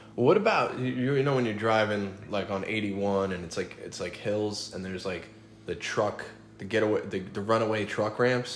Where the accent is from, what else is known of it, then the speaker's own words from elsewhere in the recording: New York, United States; I grew up in New York